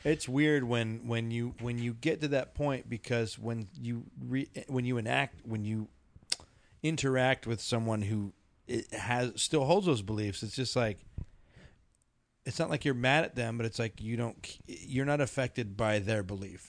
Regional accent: Philippines; now in Colorado, United States; Filipino, I'm Filipino

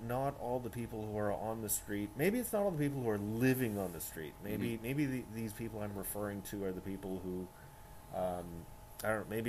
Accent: Winnipeg, Manitoba, Canada; I am from Winnipeg.

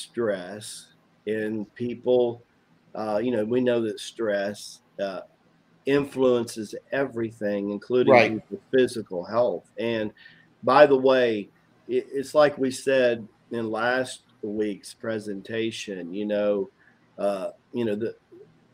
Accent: Tennessee, United States; country boy. I'm from Tennessee

